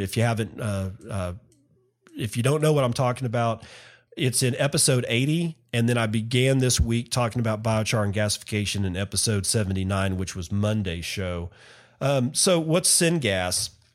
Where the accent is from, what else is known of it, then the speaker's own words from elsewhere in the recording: United States; I'm an American.